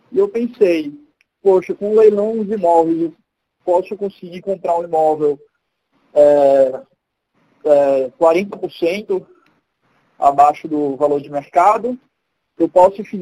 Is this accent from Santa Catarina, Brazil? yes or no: no; Recife, Pernambuco, Brazil; now in São Paulo, Brazil; tenho 31 anos, né? sou de Recife, apesar de não ter muito sotaque, mas eu sou de Recife, moro aqui em São Paulo, estou morando aqui há uns dois anos e meio.